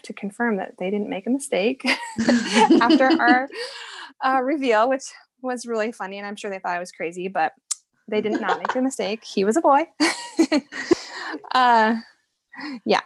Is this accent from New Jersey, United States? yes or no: no; Iowa, United States; moved away as an adult; also born or lived in Texas; we're from Iowa, but we had moved down to Texas for a couple years